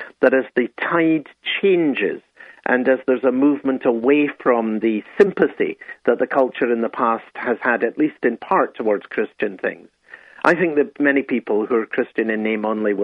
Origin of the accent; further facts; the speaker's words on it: Scotland, United Kingdom; I'm Scottish